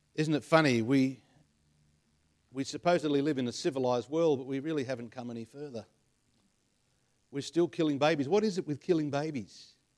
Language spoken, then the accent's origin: English; Penrith, New South Wales, Australia; I was born in Penrith, so, uh, I'm a Westie at heart.